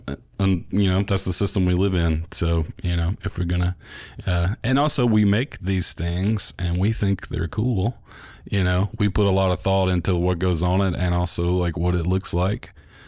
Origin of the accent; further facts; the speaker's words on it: Bruce, Mississippi, United States; also born or lived in Starkville; now in Oxford, United States; I grew up just outside of Bruce